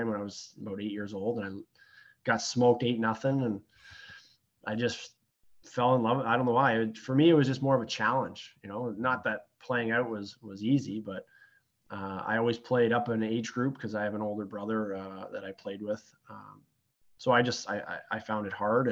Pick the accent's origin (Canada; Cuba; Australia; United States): Canada; Sarnia, Ontario; moved away as an adult; also born or lived in Petrolia, Ontario; now in Windsor, Canada; I grew up in Sarnia, Ontario.